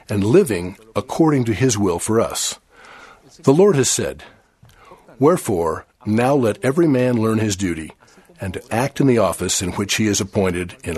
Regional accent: Chile; I was only 12 years old when the missionaries arrived for the first time to preach in the city where I was born in Chile.

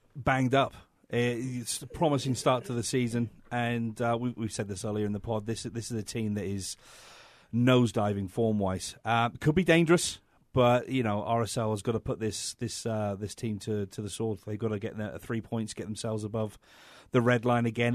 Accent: England, United Kingdom; moved away

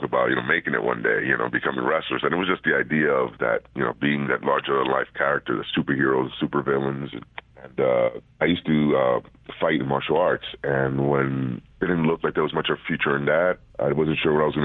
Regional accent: Puerto Rico; moved away; also born or lived in Bronx, New York, United States; I was born in New York, but I was raised in Puerto Rico.

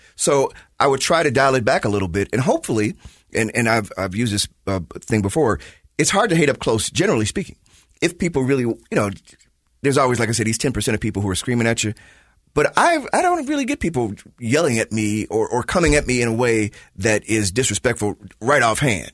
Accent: Chicago, Illinois, United States; moved away; I am from Chicago

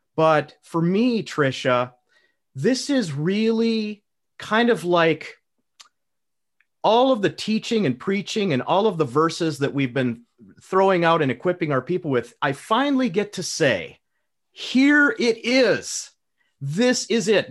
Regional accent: United States; as an American patriot myself

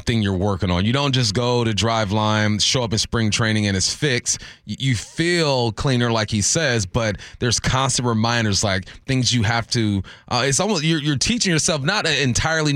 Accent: California, United States; moved away; I'm from California

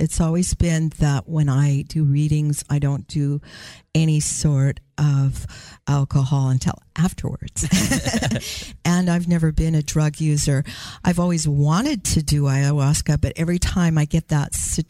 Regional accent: Tacoma, Washington, United States; I'm from the Tacoma area below Seattle in Washington

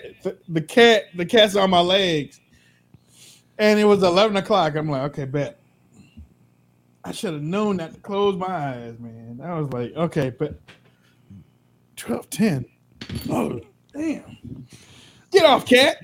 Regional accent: Maryland, United States; I'm from Maryland too

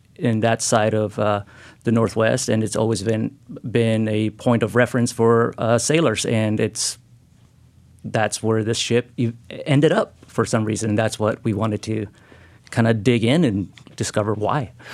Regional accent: Lima, Peru; now in Oregon, United States; I'm from Peru, uh, and we grew up in Lima

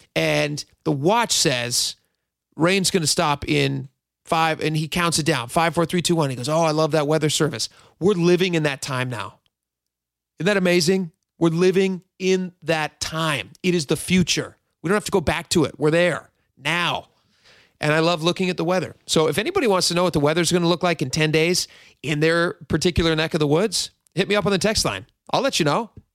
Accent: Washington, United States; also born or lived in Hawaii; I grew up in Washington

